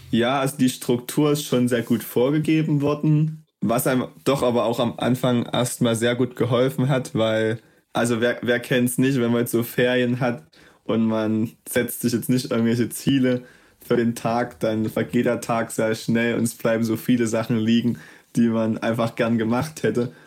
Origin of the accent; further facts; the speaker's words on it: Plauen, Saxony, Germany; moved away as an adult; davor war ich Schüler, ähm, habe auch einfach in Plauen mein Abitur gemacht